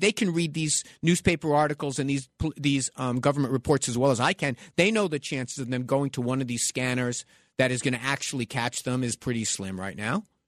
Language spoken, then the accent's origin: English; New York City, New York, United States; born or raised there